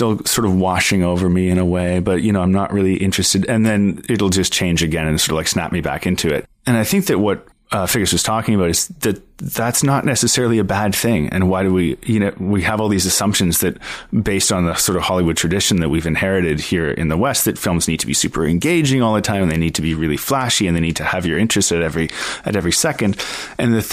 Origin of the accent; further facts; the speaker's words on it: Ottawa, Ontario, Canada; moved away as an adult; also born or lived in Montreal; I grew up in Ottawa, Ontario